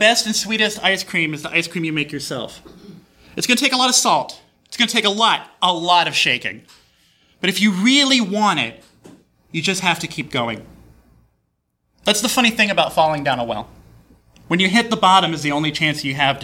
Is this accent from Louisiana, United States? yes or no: no; Texas, United States; I'm from Texas.